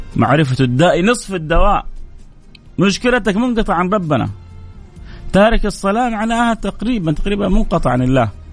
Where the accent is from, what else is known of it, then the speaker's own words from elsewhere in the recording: Saudi Arabia; عندنا في جده وفي الرياض